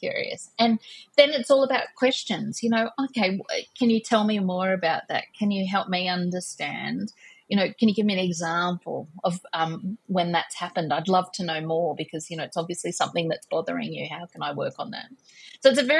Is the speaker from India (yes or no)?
no; Australia; I'm an Australian